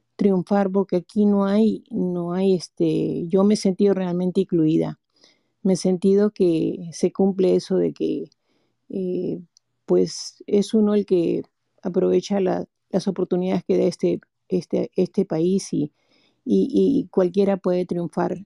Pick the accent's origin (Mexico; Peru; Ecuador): Peru; moved away as an adult; now in United States; Fui la única en mi familia que me tocó salir del Perú